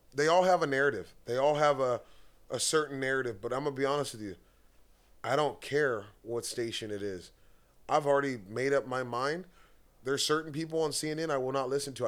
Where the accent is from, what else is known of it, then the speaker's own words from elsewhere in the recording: United States; I'm American as it gets